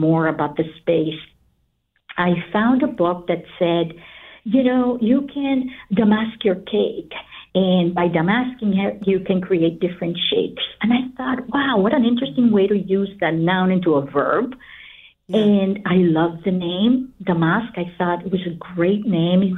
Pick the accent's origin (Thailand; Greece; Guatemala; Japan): Guatemala; moved away; I'm originally from Guatemala